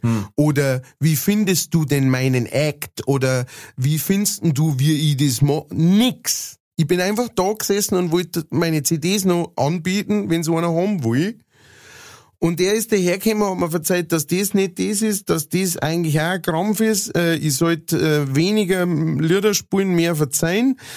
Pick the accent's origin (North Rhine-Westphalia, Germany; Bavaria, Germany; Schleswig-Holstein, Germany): Bavaria, Germany; Lower; accent: Lower Bavarian; ich äh, halt niederbayerisch singe